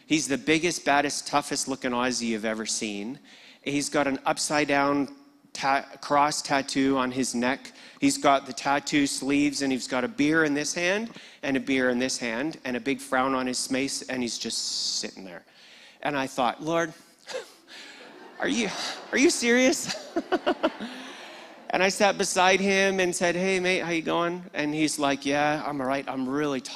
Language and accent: English; Red Deer, Alberta, Canada; moved away as an adult; now in Sydney, Australia; I was born in Red Deer